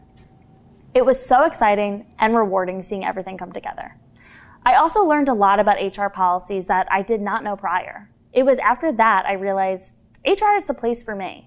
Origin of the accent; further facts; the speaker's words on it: Farmingdale, New York, United States; I'm originally from Long Island, New York, Farmingdale if you want to be specific